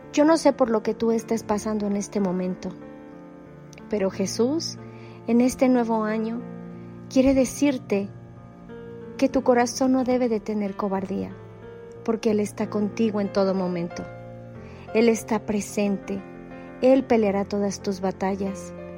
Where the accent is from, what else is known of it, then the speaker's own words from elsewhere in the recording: Mexico; soy de México